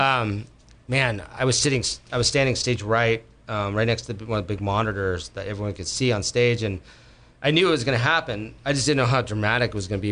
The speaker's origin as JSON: {"language": "English", "area": "Bay Area", "region": "California", "country": "United States", "tie": "born or raised there", "also_born_or_lived": "Berkeley, California / Los Gatos, California", "moved": "as an adult", "lives_now": "Sonoma County, United States", "said": "I was born and raised Berkeley. I was raised in Los Gatos. I was mm-hmm. raised in uh, um, around the Bay Area"}